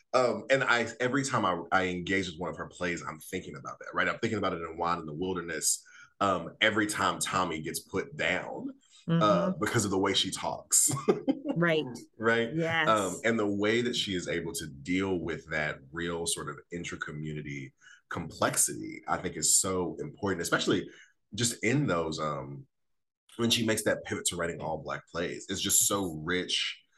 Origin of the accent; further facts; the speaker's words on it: Texas, United States; now in New York City, United States; I'm from Texas